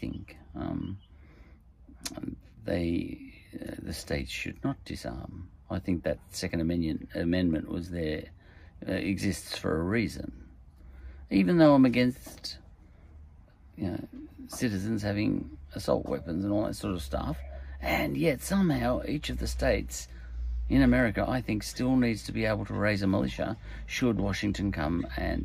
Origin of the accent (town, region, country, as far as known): Australia